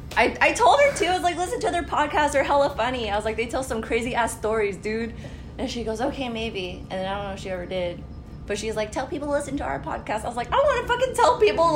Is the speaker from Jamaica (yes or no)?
no; Philippines; I am Filipino.